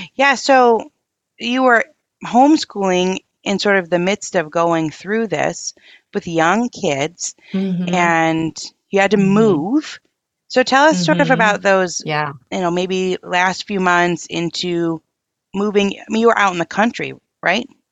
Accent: Michigan, United States; I'm from Michigan and we're not far, like an hour

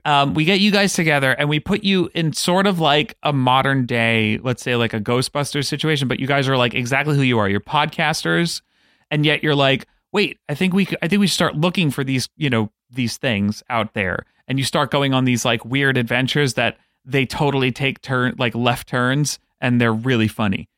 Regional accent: New York City, New York, United States; I grew up on Staten Island

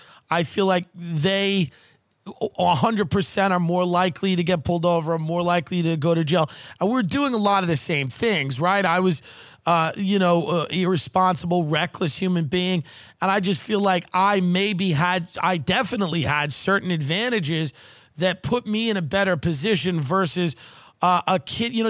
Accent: Long Island, New York, United States; where I grew up in Long Island

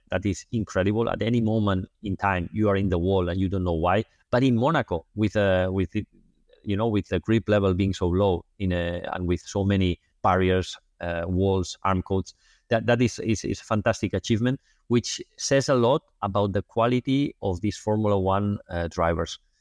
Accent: Barcelona, Catalonia, Spain; I'm from Barcelona

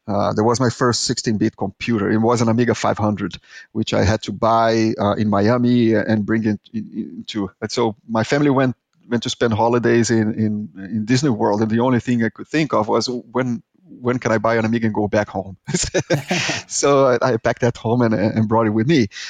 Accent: Brazil; accent: Brazilian; English is a second language; moved away; I am Brazilian, as you can tell by my horrible accent, is that, and I lived in this third world country

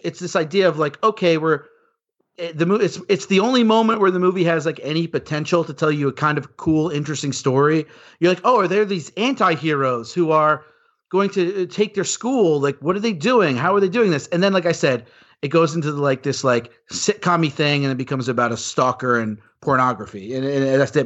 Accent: New York, United States; moved away as an adult; now in Los Angeles, United States; I grew up in New York. I moved to Los Angeles to be in the movie industry

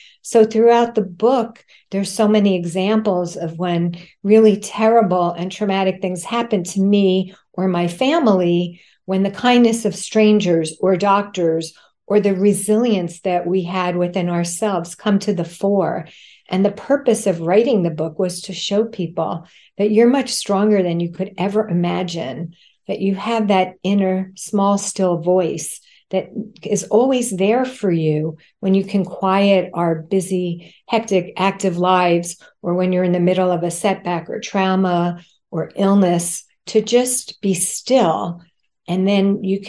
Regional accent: suburban New Jersey, United States; now in New York City, United States; a Jewish girl who grew up in a very close-knit, loving family in suburban New Jersey

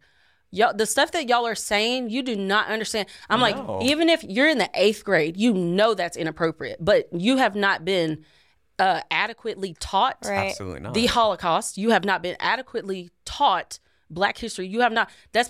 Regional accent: Tennessee, United States; I'm from Tennessee, so.

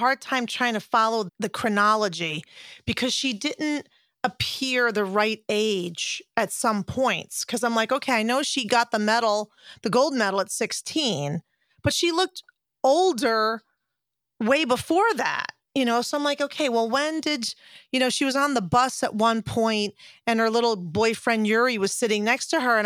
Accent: Connecticut, United States; Simsbury, Connecticut, which is my hometown state

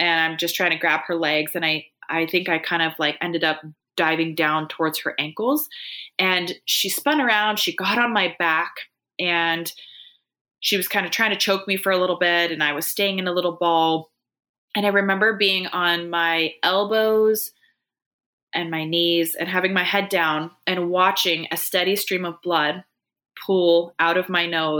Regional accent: Washington, United States; I'm from Washington State

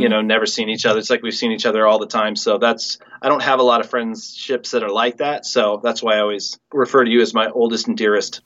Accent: Mercer Island, Washington, United States; growing up on Mercer Island, such a small place, you kind of grow up knowing everybody.

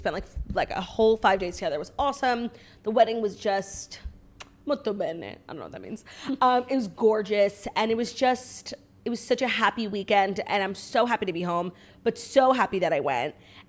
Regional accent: United States; I'm a proud American.

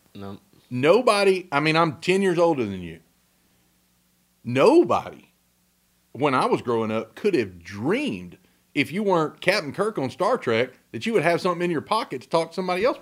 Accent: Huntsville, Texas, United States; also born or lived in Navasota, Texas / Trinity, Texas; as a little boy, we lived in Huntsville

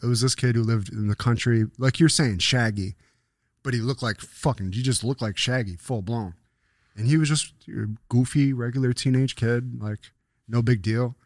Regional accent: Buffalo, New York, United States; But it was my hometown. I was still, I was in fucking, uh, next to Delaware Park where me and Jamal lived.

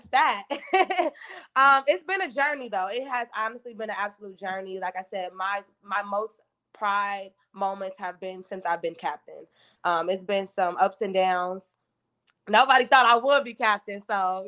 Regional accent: Chicago, Illinois, United States; moved away as an adult; now in Houston, United States; I'm coming from Chicago.

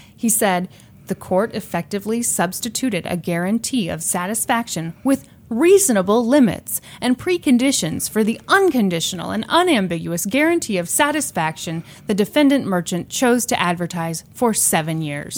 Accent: Kansas City, United States; we're from Kansas City

